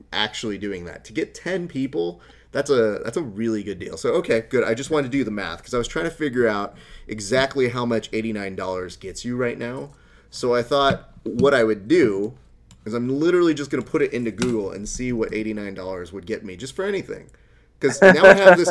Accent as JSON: {"language": "English", "town": "Hacienda Heights", "region": "California", "country": "United States", "tie": "born or raised there", "said": "I grew up in Hacienda Heights."}